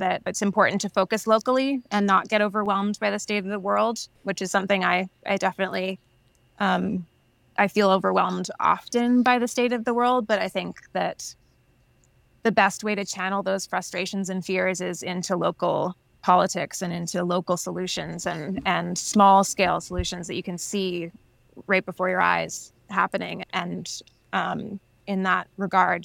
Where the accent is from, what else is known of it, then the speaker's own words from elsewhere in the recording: Nelson, British Columbia, Canada; moved away; also born or lived in Vancouver; I was born and raised in Nelson, but I just came back in October 2020